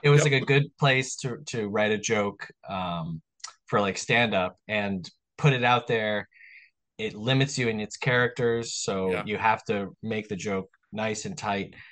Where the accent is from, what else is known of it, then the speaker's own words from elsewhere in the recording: Long Island, New York, United States; I was born on Long Island in New York